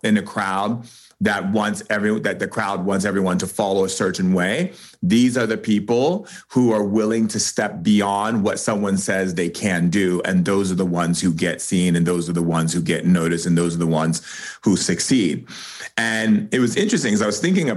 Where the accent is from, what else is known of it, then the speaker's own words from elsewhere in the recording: United States; I'm an American writer